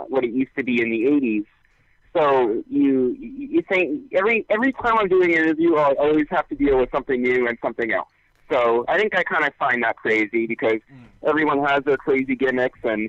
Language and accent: English; Winnipeg, Manitoba, Canada; I am born in Winnipeg. I was raised in Winnipeg all my life.